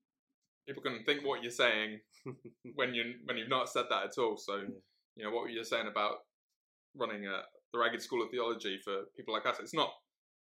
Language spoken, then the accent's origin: English; Cheltenham, South West England, United Kingdom; now in Middlesbrough, United Kingdom; I'm originally from Cheltenham. That's where I grew up.